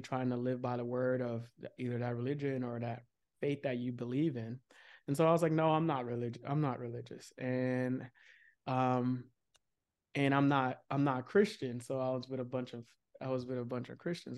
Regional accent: Nigeria; growing up in, um, a very religious, um, Nigerian household

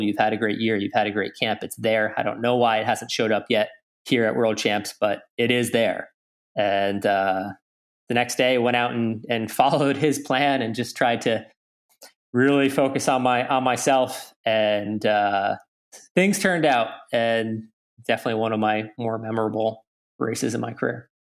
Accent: Lake Placid, New York, United States; growing up in Lake Placid

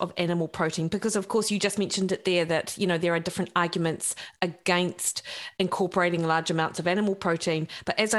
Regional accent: Dunedin, Otago, New Zealand; I came from Dunedin

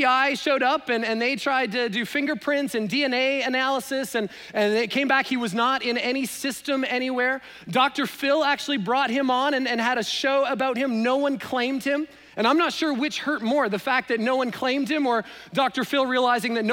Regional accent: Canada; now in United States; I'm Canadian

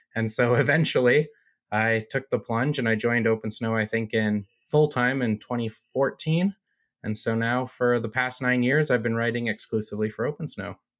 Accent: United States; moved away as an adult; also born or lived in Colorado; now in Utah, United States; I grew up in Lake Tahoe

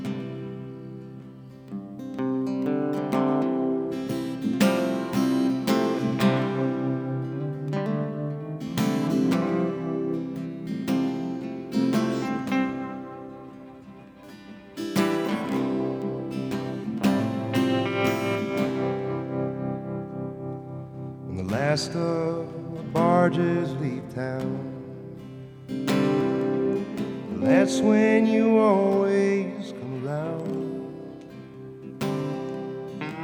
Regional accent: Winona, Minnesota, United States; I grew up in Winona

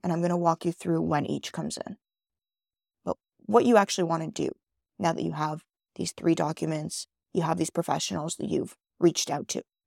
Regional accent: Canada; also born or lived in Israel; That's where I was born in Israel, which some of you guys may or may not know. I'm a first generation Canadian

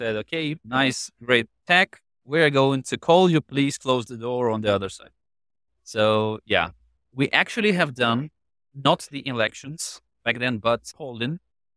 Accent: Ukraine; I was born and raised in Ukraine right after the split of the Soviet Union.

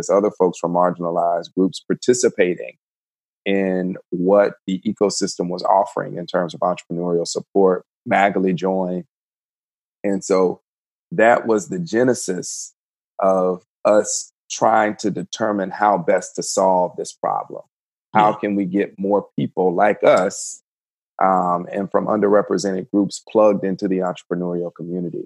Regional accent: Georgia, United States; moved away as an adult; now in Winston-Salem, United States; born and raised in Georgia

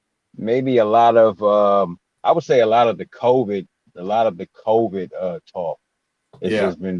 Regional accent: Detroit, Michigan, United States; Detroit, Michigan, west side Detroit, Michigan.

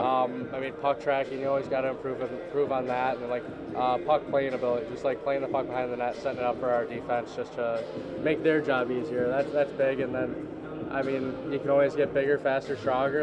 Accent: Michigan, United States; growing up in Michigan

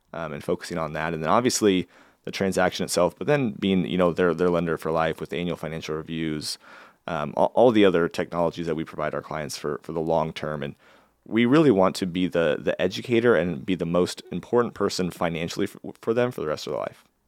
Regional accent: Valley, Nebraska, United States; also born or lived in Lincoln, Nebraska / Florida / New York; So I grew up in Valley, Nebraska. So I consider myself kind of a small town

